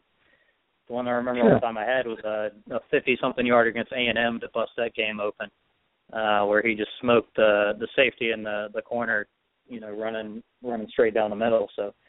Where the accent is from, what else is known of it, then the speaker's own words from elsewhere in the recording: Little Rock, Arkansas, United States; Actually, I grew up in Little Rock, Arkansas, and I grew up an Ole Miss fan, and I despise the Razorbacks.